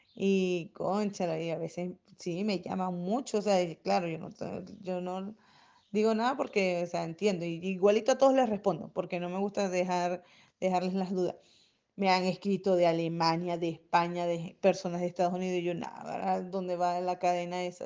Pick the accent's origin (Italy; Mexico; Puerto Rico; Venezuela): Venezuela; now in Chile; yo soy venezolana